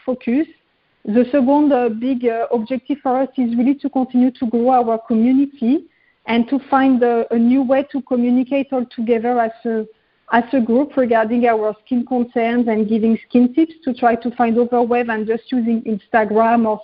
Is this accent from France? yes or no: yes; Paris, Île-de-France, France; moved away as an adult; I was growing up in Paris